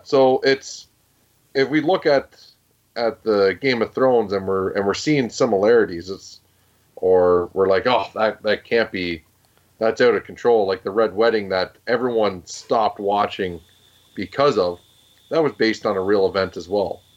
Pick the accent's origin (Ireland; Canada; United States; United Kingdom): Canada; As a Canadian and as a person that wants to raise children in this country